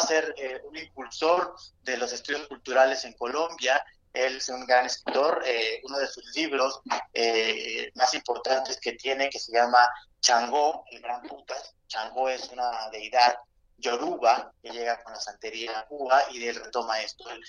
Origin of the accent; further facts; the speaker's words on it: Mexico; no solamente somos eh, indígenas, no solamente somos afros, no solamente somos españoles.